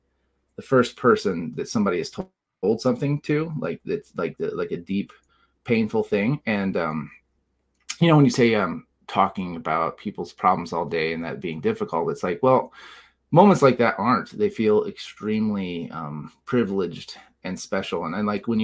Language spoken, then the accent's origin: English; Southern Illinois, United States; also born or lived in Colorado; now in Illinois, United States; I'm from Southern Illinois originally